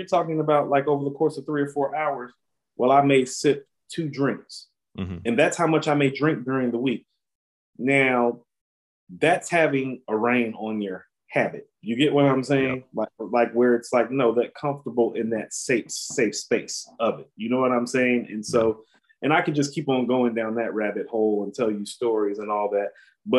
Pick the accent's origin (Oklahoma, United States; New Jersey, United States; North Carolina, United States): North Carolina, United States; We're from North Carolina.